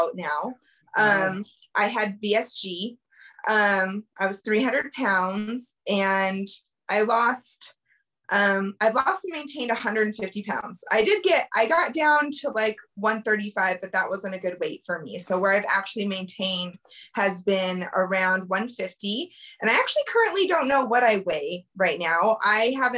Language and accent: English; Colorado, United States; I born and raised in Colorado, lived here my whole life